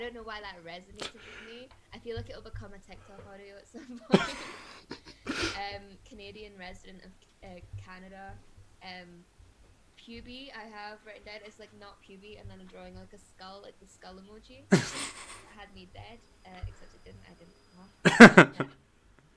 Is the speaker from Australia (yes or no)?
no; Glasgow, Scotland, United Kingdom; as a Glaswegian